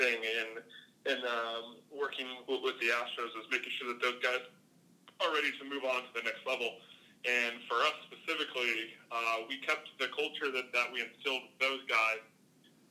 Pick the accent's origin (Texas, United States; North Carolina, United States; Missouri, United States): Missouri, United States; St. Louis; moved away; growing up in St. Louis